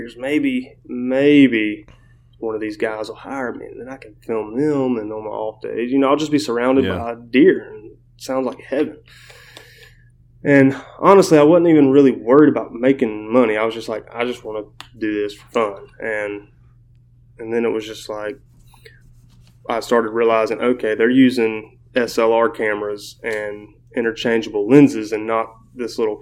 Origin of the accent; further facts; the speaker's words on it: Wiggins, Mississippi, United States; moved away as an adult; now in Lufkin, Texas, United States; eventually I got a job working with my dad in my hometown. It's like the job. My grandpa retired from there. My dad, he's been there for 20. He got hired the year my mom got pregnant with me. He got hired there. And, you know, it's like the job to get in Wiggins.